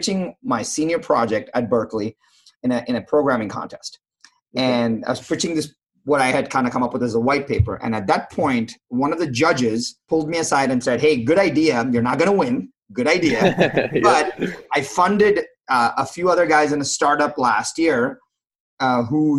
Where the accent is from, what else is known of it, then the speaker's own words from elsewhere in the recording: India; now in United States; I was from India